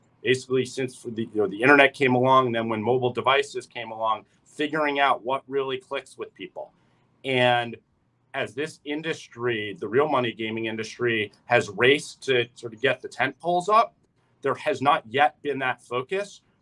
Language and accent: English; New York City, New York, United States; also born or lived in San Francisco; I was born and raised here in New York City